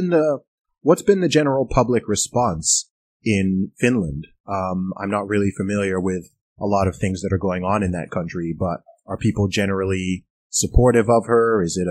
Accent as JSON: {"language": "English", "country": "Saudi Arabia", "tie": "born or raised there", "said": "I grew up in Saudi Arabia. I lived in Saudi Arabia for 20 years."}